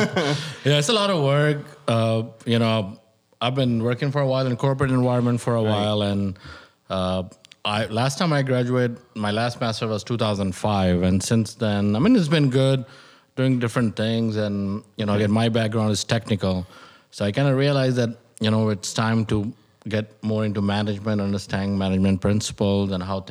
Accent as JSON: {"language": "English", "town": "Chicago", "region": "Illinois", "country": "United States", "said": "By the way, I'm from South Chicago, so I know a little bit about Black & Mild."}